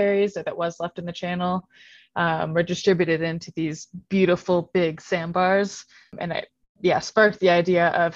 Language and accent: English; outside Seattle, Washington, United States; moved away as an adult; also born or lived in Walla Walla, Washington; now in Flagstaff, United States; I grew up outside Seattle